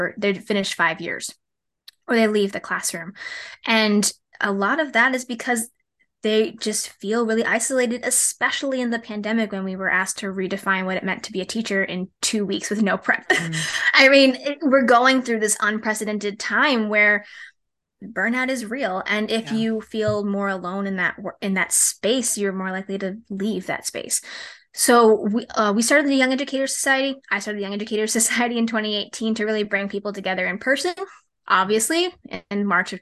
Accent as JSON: {"language": "English", "region": "Rhode Island", "country": "United States", "tie": "born or raised there", "said": "the idea that I could be in my home state working, 15, 20 minutes from where I grew up"}